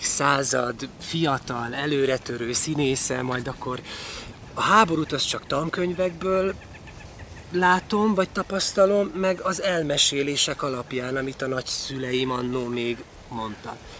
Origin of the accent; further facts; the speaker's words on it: Transcarpathia, Zakarpattia Oblast, Ukraine; moved away as an adult; also born or lived in Vári / Berehove; now in Hungary; Kárpátaljáról beszélünk, ahol én születtem, és értem 18 éves koromig